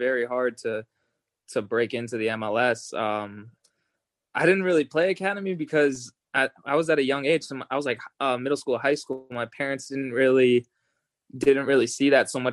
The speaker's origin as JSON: {"language": "English", "town": "Las Vegas", "region": "Nevada", "country": "United States", "tie": "born or raised there", "moved": "as an adult", "lives_now": "Los Angeles, United States", "said": "I grew up in Vegas. I moved there when I was 2 years old."}